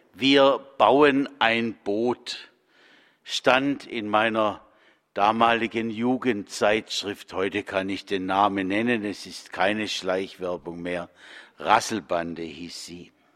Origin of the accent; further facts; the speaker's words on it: the Kocher, Jagst and Neckar river area, Baden-Württemberg, Germany; Immerhin flossen in meiner Heimat Kocher, Jagst und Neckar.